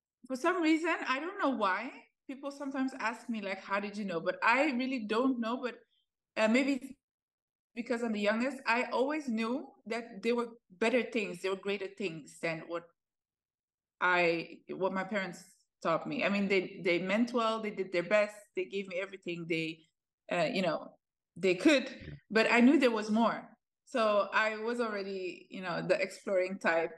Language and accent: English; Netherlands; also born or lived in Ethiopia; I was born in Ethiopia. My parents fled the country when I was 3 years old. We went to the Netherlands. That's where I lived for quite a long time. I grew up there.